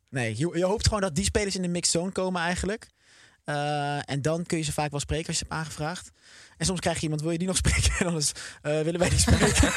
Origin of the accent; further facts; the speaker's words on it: Oosterbeek, Gelderland, Netherlands; Ik kom zelf uit Oosterbeek. Ehm, maar ik, voel me ook wel Arnhemmer.